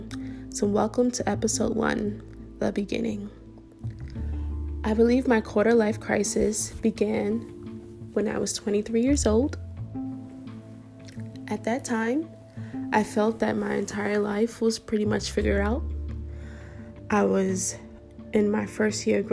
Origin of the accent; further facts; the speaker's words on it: Brooklyn, New York, United States; also born or lived in Buffalo, New York; went to school in a different city than my hometown. So went to school in Buffalo, New York, and I'm from Brooklyn